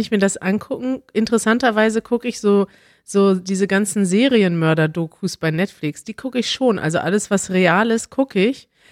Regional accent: Germany; als Deutsche

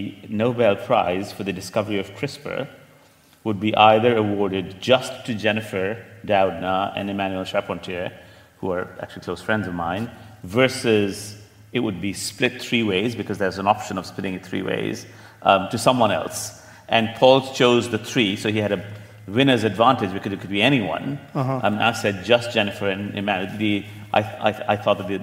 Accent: Delhi, India; moved away as an adult; also born or lived in Stanford, California / Oxford / London; now in New York, United States; I was born in Delhi and went to school there

